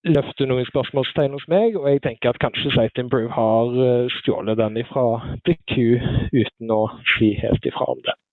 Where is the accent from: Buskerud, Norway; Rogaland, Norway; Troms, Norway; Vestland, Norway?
Rogaland, Norway; Sandnes; moved away as an adult; now in Oslo, Norway; Jeg er eh, født og oppvokst på Lura, som er rett med Forusletta på Sandnes